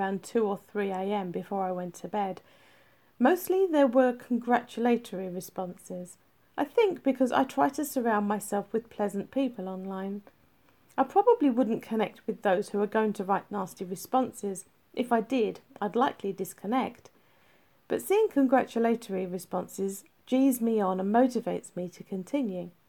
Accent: England, United Kingdom; I'm English, so I wrote it in UK English

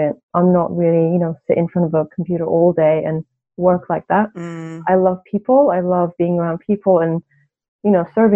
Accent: Turkey; moved away as an adult; now in United Kingdom; I'm Turkish, I'm from Turkey

